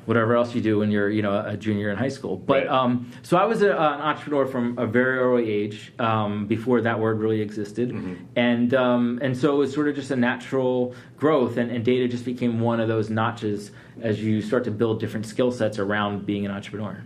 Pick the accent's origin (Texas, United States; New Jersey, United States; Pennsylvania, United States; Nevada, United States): Pennsylvania, United States; Philadelphia; also born or lived in Atlanta / New York; now in Detroit, United States; I grew up in Philadelphia. I lived in Atlanta for 15 years.